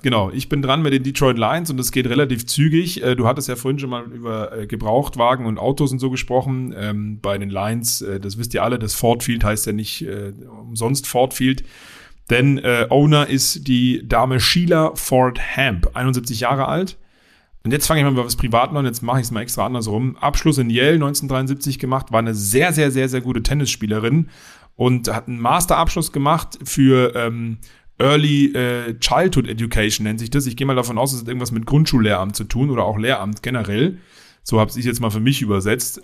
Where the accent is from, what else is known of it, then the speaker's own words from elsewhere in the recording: Berlin, Germany; moved away as an adult; also born or lived in Dingolfing, Bavaria; now in Bavaria, Germany; ich bin eigentlich Dingolfinger, aber in Berlin aufgewachsen